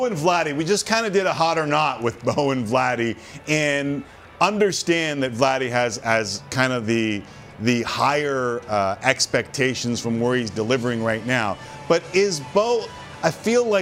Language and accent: English; Canada; as a Canadian